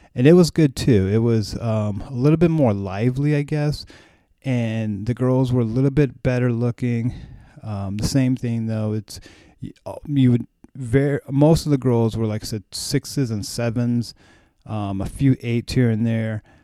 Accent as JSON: {"language": "English", "country": "United States", "said": "I'm American"}